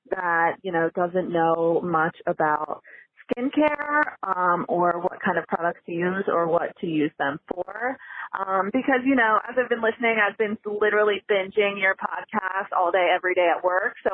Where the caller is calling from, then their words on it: Lancaster, Pennsylvania, United States; I am calling from Lancaster, Pennsylvania.